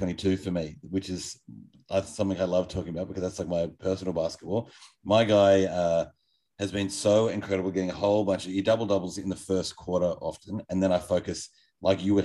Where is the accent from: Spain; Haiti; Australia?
Australia; as an Australian person